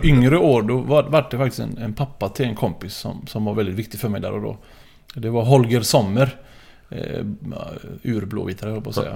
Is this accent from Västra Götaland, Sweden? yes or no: yes; Gothenburg, Västra Götaland, Sweden; accent: urgöteborgska; Frölunda kan jag ut och in.